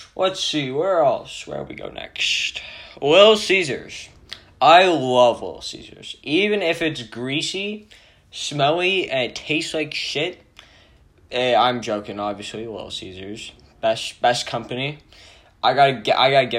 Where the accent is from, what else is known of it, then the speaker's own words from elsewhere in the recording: Canada; I'm actually Canadian